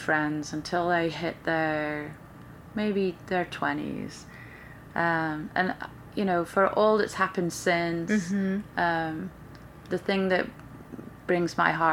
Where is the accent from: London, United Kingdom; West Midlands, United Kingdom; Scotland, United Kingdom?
West Midlands, United Kingdom; Stoke-on-Trent; moved away as an adult; now in Orlando, United States; Stoke City is my hometown soccer team